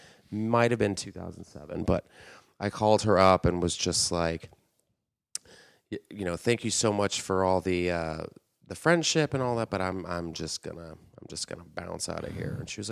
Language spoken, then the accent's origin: English; San Antonio, Texas, United States; moved away; Texas, San Antonio, Texas.